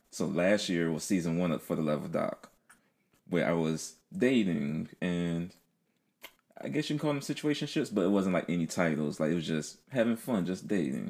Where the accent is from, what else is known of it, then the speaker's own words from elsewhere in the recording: Philadelphia, Pennsylvania, United States; moved away; Philly, my hometown